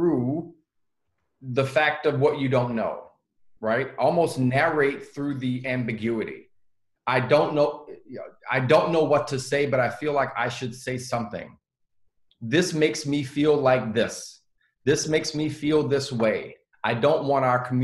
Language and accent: English; the South, United States; I grew up in the South.